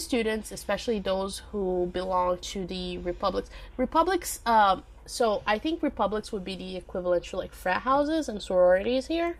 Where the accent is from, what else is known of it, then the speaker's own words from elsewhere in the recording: Minas Gerais, Brazil; English is a second language; my home state of Minas Gerais